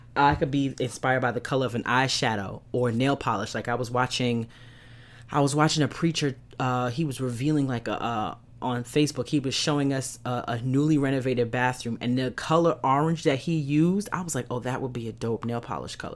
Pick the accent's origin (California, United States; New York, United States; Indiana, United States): New York, United States; New York City; I grew up in East New York, Brooklyn. I lived in a project. Shout out to Pink Houses